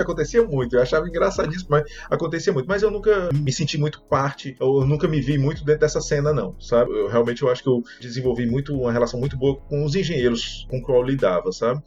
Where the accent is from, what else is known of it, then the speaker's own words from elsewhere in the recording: Ceará, Brazil; moved away as an adult; also born or lived in Fortaleza (Cocó); eu sou cearense